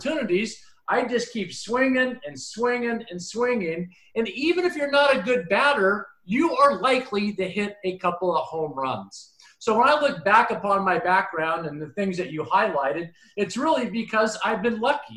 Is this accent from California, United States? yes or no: no; Spokane, Washington, United States; I grew up in Spokane